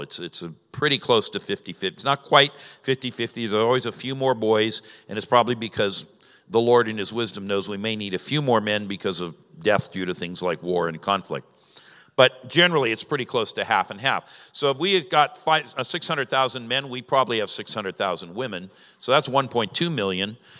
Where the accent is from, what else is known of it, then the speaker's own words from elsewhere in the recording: Southern California, United States; now in Ohio, United States; I'm from Southern California, and most of Southern California's desert.